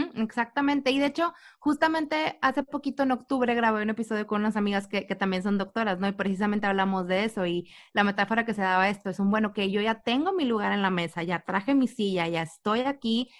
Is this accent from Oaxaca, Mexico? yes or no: no; Reynosa, Tamaulipas, Mexico; sabemos que somos de Reynosa